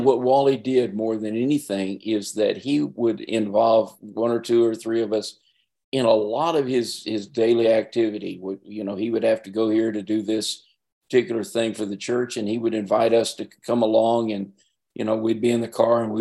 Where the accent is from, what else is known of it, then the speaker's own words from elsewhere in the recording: Albuquerque, New Mexico, United States; also born or lived in Nevada; now in Arizona, United States; I grew up in Albuquerque